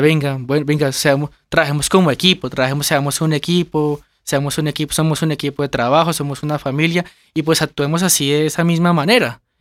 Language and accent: Spanish; Gigante, Huila, Colombia; now in Bogotá, Colombia; Nosotros somos del departamento del Huila, de un municipio que se llama Gigante Huila.